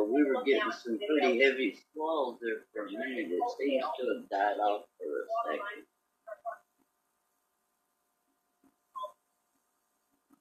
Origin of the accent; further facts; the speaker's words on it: the South, United States; I'm from the South